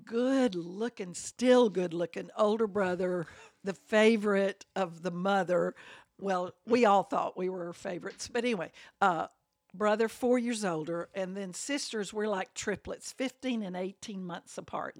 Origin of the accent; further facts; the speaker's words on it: Birmingham, Alabama, United States; I grew up in that house